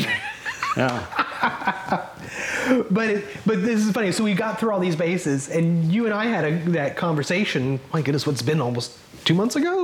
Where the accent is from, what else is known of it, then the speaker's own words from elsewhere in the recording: Kansas City, United States; growing up in Kansas City